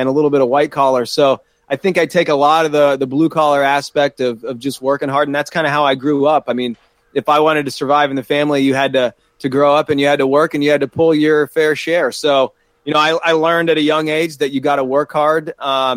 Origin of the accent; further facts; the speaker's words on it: Columbus, Ohio, United States; moved away as an adult; also born or lived in South Carolina; now in Pittsburgh, United States; originally I'm from Columbus, Ohio